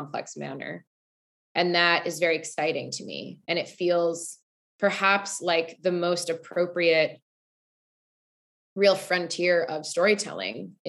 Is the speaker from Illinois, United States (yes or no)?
yes; Highland Park, Illinois, United States; I grew up in Highland Park, Illinois. It's a suburb of Chicago.